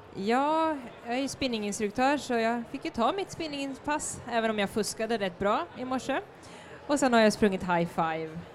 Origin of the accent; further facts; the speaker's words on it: Norrköping, Östergötland, Sweden; min hemstad Norrköping